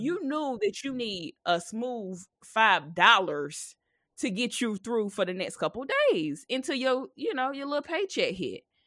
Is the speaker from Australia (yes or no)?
no; South Carolina, United States; moved away; I'm from South Carolina, so my mom had celebrated her sixtieth birthday, so I went home.